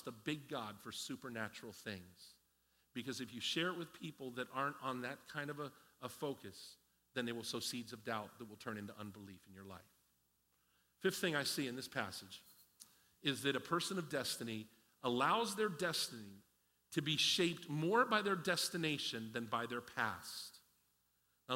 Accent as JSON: {"language": "English", "region": "Pennsylvania", "country": "United States", "tie": "born or raised there", "said": "I grew up in Pennsylvania, and I was a preacher's kid"}